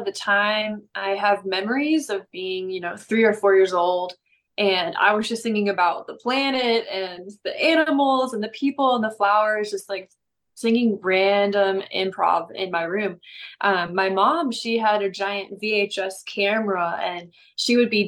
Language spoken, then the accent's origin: English; St. Louis, Missouri, United States; also born or lived in Atlanta, Georgia / Texas; now in Dallas, United States; I live in Dallas, Texas, and I'm from all over though. So I was born in Atlanta, raised in St. Louis, but I've been in Texas for a really long time.